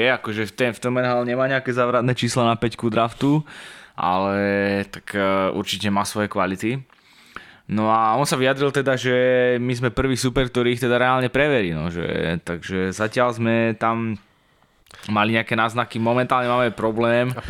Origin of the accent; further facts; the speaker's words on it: Slovakia; to sme my Slováci.